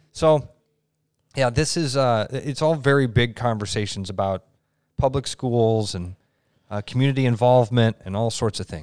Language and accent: English; Pleasant Hill, United States; when I was growing up in Pleasant Hill, I grew up in an awesome community